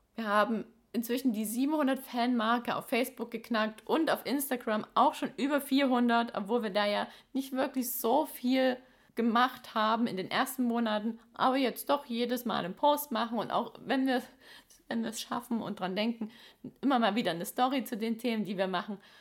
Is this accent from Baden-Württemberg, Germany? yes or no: yes; Baden-Württemberg, Germany; in unserem Ländle